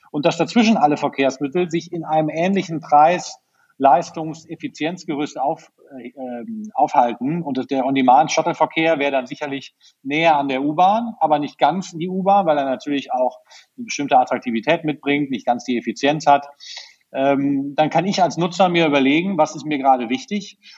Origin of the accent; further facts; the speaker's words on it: Berlin, Germany; wenn ich als Berliner auf mein Auto verzichten soll